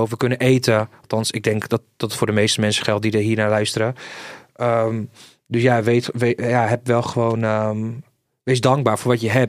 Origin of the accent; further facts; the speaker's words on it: Sweden; born there; Ik ben geboren in Zweden, dat weten heel veel mensen niet.